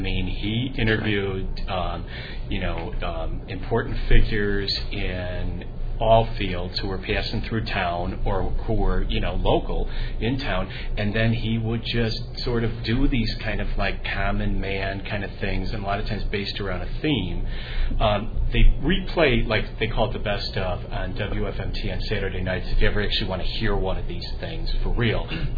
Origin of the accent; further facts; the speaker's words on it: Illinois, United States; we sort of represent three different eras of growing up in Illinois. I'm going to say I'm the senior member